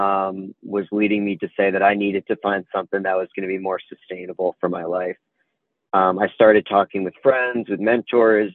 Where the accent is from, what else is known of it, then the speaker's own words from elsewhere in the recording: suburb of New York City, United States; now in Chapel Hill, United States; So I'm from New York originally. I grew up just 20 minutes outside of the city in a suburb of New York City.